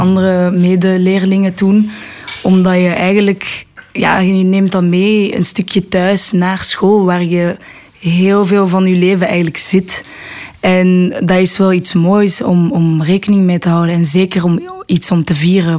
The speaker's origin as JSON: {"language": "Dutch", "town": "Brussels", "region": "Brussels-Capital Region", "country": "Belgium", "tie": "born or raised there", "also_born_or_lived": "Netherlands", "said": "ik ben opgegroeid in Brussel"}